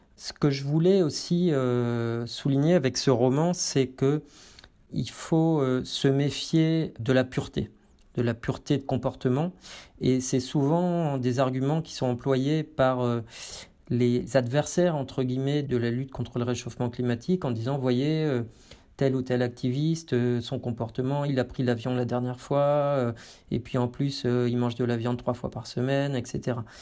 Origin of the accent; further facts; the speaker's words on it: France; chez nous en France